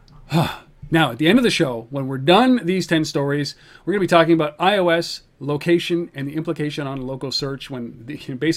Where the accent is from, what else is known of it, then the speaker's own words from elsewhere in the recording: Ottawa, Ontario, Canada; in Ottawa, in my hometown